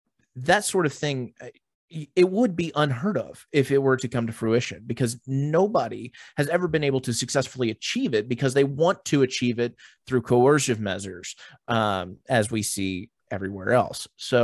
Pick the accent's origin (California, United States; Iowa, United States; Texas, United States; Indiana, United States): Texas, United States; We're Americans. I'm a Texan, whatever the case may be.